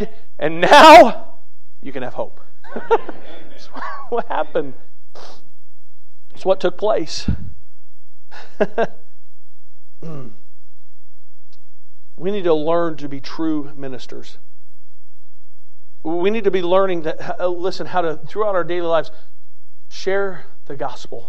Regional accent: United States

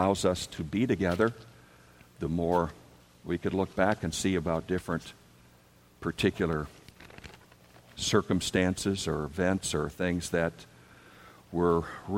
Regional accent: Wisconsin, United States; also born or lived in Dubuque, Iowa / Milwaukee, Wisconsin; we grew up in Wisconsin

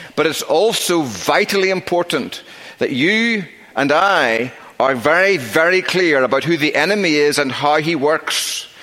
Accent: Northern Ireland, United Kingdom; moved away; I grew up in Northern Ireland

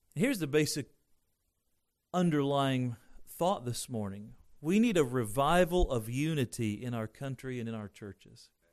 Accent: Indiana, United States; growing up in Indiana

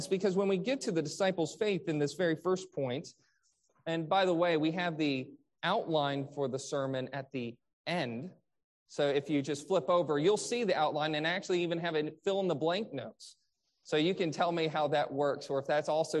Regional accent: Michigan, United States; I grew up in Michigan where there was the Great Lakes

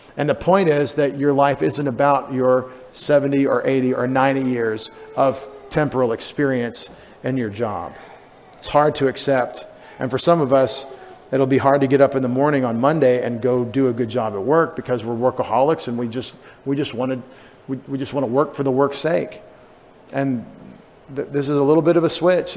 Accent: United States; our sensibilities as Americans

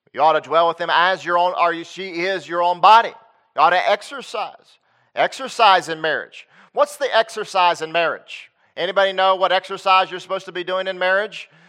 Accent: Lexington, North Carolina, United States; moved away as an adult; now in Texas, United States; I grew up in Lexington, North Carolina

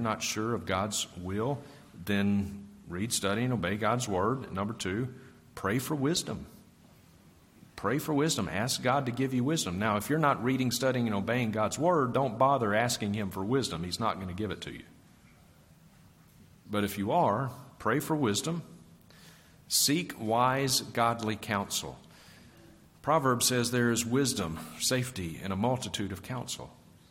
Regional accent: Vicksburg, Mississippi, United States; now in Montana, United States; I grew up with Chad in Vicksburg, Mississippi

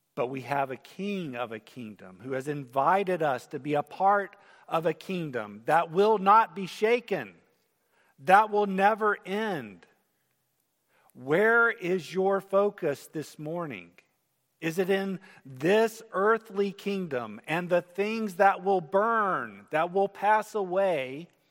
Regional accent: United States; as Americans

